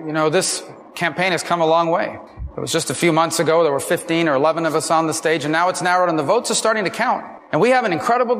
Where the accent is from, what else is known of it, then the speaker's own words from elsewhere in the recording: Florida, United States; my home state of Florida